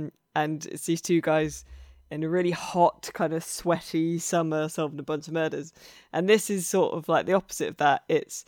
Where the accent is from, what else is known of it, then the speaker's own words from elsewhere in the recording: Ramsbury, South West England, United Kingdom; I grew up around Ramsbury and all that kind of area where, and Colin Bourne and stuff, where all the World War II paratroopers were trained for D-Day